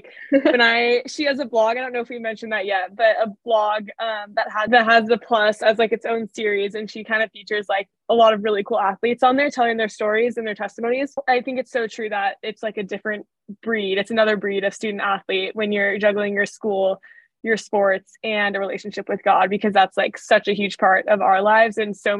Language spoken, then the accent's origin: English; Danville, California, United States; I grew up in Danville, California, lived there my whole life, and now am at Stanford in Palo Alto, so not too far from home.